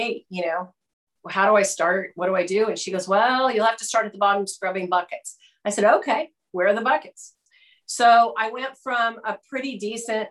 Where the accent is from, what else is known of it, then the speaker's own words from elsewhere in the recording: Fallbrook, California, United States; also born or lived in Michigan / Orange County / Los Angeles County; I was born in Michigan, but my family moved out to Fallbrook when I was four. So in 63, I'm pretty much a California kid